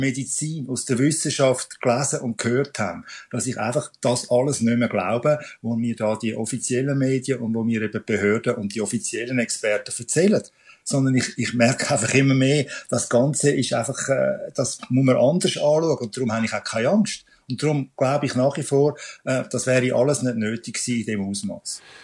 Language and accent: German; Switzerland; bei uns in der Schweiz